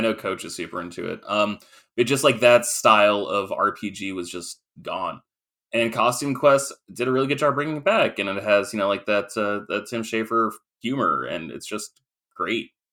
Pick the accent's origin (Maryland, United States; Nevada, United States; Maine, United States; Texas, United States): Maine, United States; I grew up in Maine